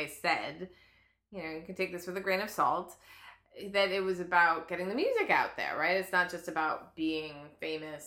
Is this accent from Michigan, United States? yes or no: yes; outside of Detroit, Michigan, United States; I grew up outside of Detroit